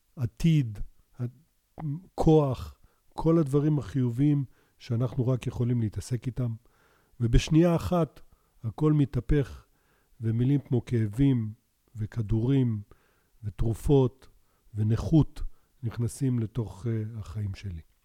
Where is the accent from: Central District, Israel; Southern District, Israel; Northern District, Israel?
Southern District, Israel; Beersheba; also born or lived in Canada; גדלנו בבאר שבע, אחרי שעלינו לישראל מקנדה, שם נולדתי